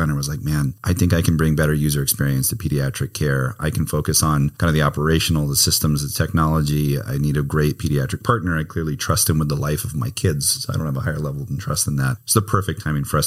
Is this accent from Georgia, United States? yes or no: no; Hawaii, United States; moved away; My wife and I are both born and raised in Hawaii